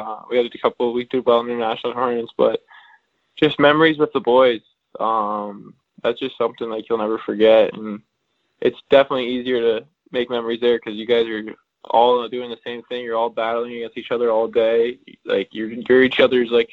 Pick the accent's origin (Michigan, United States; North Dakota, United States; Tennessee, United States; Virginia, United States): Virginia, United States; also born or lived in Germany; I was born in Germany, and then when I was about like 6 or 8 months, we moved to Virginia, and that's where I've grown up since.